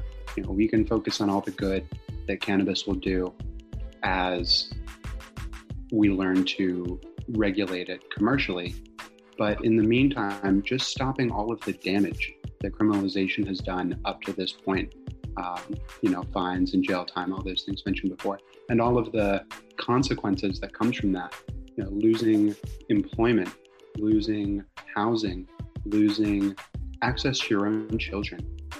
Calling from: Norfolk, Virginia, United States; I'm calling in from Norfolk, Virginia.

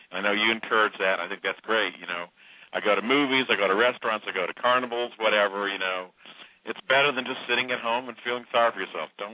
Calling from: Indianapolis, Indiana, United States; Uh, … in Indianapolis, 50 years old. Called you before.

